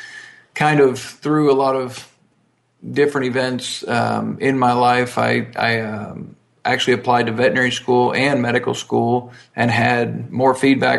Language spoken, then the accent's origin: English; Texas, United States; also born or lived in Ohio; our family moved to Texas when I was about 6 months old. So the only recollection I have is of Texas